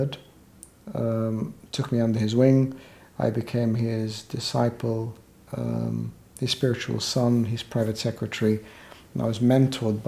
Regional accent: Australia; moved away as an adult; also born or lived in Egypt / United Kingdom; now in London, United Kingdom; I was born in Egypt, and we migrated as a family to Australia, where I lived all my childhood, adolescent life, my early adult years

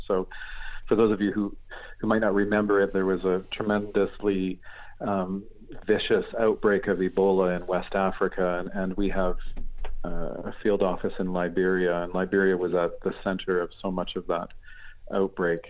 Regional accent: Canada; also born or lived in Asia; now in United Kingdom; I'm a Canadian. I'm a, a grew up in rural Canada in a beautiful setting in the in the shadow of the Rocky Mountains

